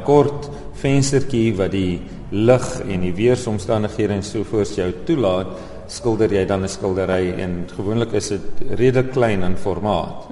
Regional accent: Oudtshoorn, Western Cape, South Africa; moved away as an adult; also born or lived in Overberg, Baardskeerdersbos; now in Baardskeerdersbos, South Africa; Ek is egter gebore op Oudtshoorn en hier skool gegaan en lank gewoon.

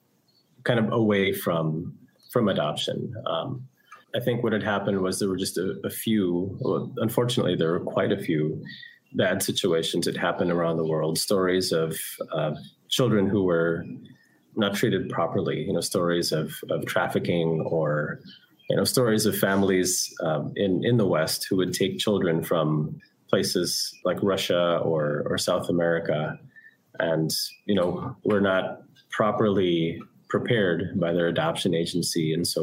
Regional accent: Taal, Calabarzon, Philippines; born there; Well, I am Filipino. I was born here in the Philippines, but not here in Cebu, north of here in Batangas, Taal Batangas.

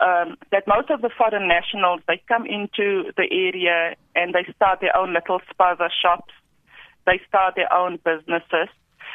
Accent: South Africa; our South African people.

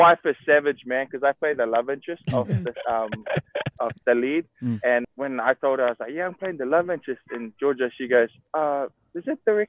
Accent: Auckland, New Zealand; moved away as an adult; now in Hawaii, United States; There's a bunch of Samoans here, bro, but they all speak a little bit different to us New Zealand Samoans.

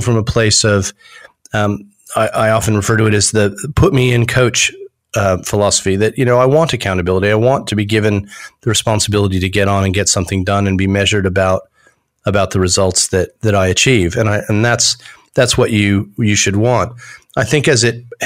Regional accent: United States; accent: American; moved away as an adult; also born or lived in United Kingdom; now in Australia; although my accent's American, I've spent 27 years in Australia

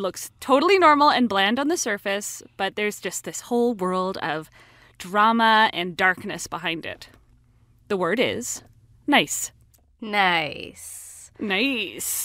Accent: Vancouver, British Columbia, Canada; I'm from Vancouver

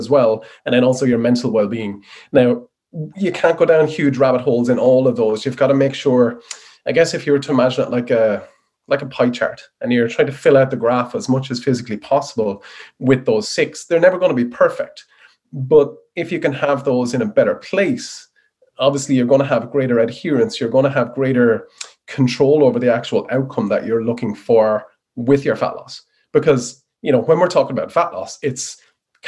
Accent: Wexford, Leinster, Ireland; moved away as an adult; also born or lived in Dublin; I'm a Wexford boy in the sunny southeast

